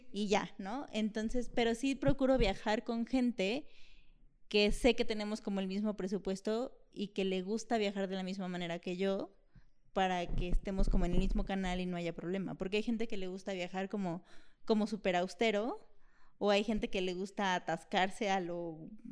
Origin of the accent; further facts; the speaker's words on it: Mexico; Soy mexicana